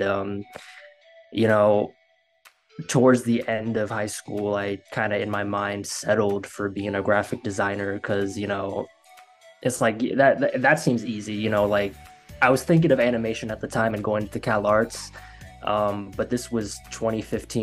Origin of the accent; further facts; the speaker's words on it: Florida, United States; moved away as an adult; now in Los Angeles, United States; I'm from Florida. And I graduated high school back in 2016.